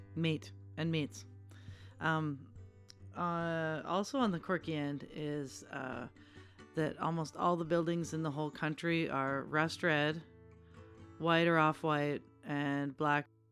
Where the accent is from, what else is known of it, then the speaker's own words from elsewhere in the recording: Canada; as a Canadian